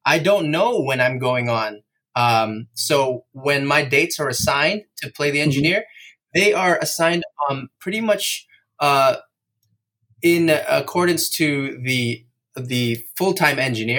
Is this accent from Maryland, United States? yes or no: yes; Silver Spring, Maryland, United States; also born or lived in Gaithersburg, Maryland; I was born in Silver Spring, Maryland, at Holy Cross Hospital.